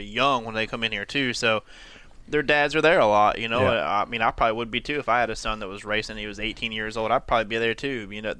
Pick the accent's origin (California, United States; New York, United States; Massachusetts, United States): New York, United States; Buffalo; but I'm from Buffalo